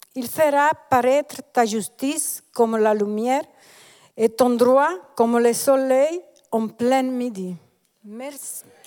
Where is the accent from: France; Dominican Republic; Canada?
Dominican Republic; moved away as an adult; now in Switzerland; Je suis née et j'ai grandi en République dominicaine jusqu'à l'âge de 33 ans